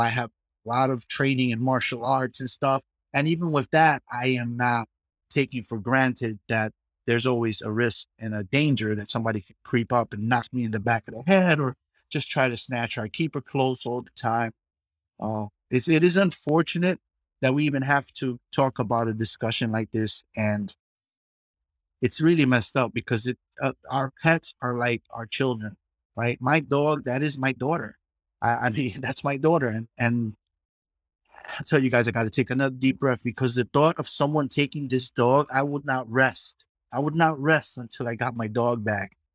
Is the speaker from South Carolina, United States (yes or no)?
no; New York City, New York, United States; I grew up in the hood. I grew up in the Bronx